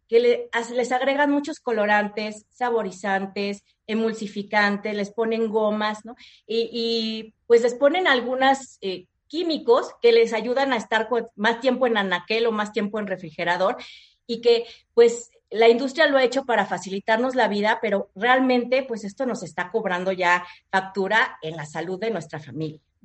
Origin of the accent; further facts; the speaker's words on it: Mexico; somos mexicanos